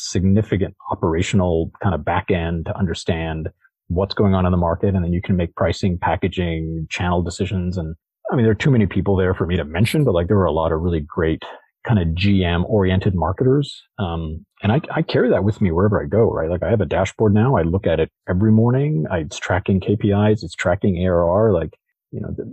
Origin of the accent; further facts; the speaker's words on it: Toronto, Ontario, Canada; now in Bay Area, United States; as a Canadian from Toronto, like, we go to, having grown up in Toronto, like, and living now in the Bay Area